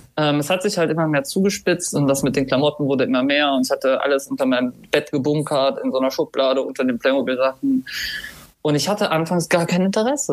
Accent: Germany; also born or lived in Cologne; Dann sind wir von Köln in die Eifel gezogen

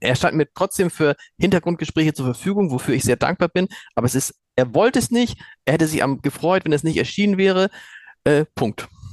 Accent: Hamburg, Germany; als Hamburger und als Chefredakteur des Hamburger Amts

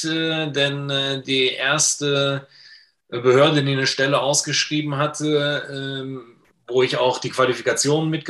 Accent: Düsseldorf, North Rhine-Westphalia, Germany; now in Munich, Germany; Ich bin gebürtiger Düsseldorfer und {S1} äh, musste mein Dorf die ersten 50 Jahre auch äh, zumindest für die Wohnung nicht verlassen.

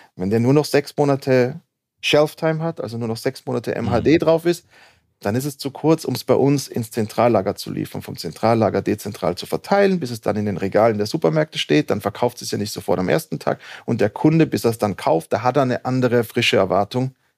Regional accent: Innsbruck, Tyrol, Austria; moved away as an adult; also born or lived in United States; now in Berlin, Germany; aufgewachsen, groß geworden in Innsbruck, dort auch studiert

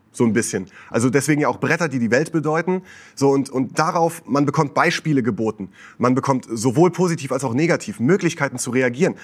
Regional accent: Westerwald, Rhineland-Palatinate, Germany; now in Switzerland; bei uns zu Hause im Westerwald, wo ich herkomme.

